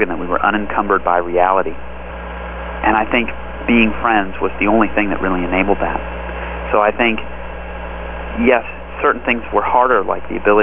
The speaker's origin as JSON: {"language": "English", "town": "Los Angeles", "region": "California", "country": "United States", "tie": "born or raised there", "also_born_or_lived": "Palo Alto", "said": "I grew up in Los Angeles"}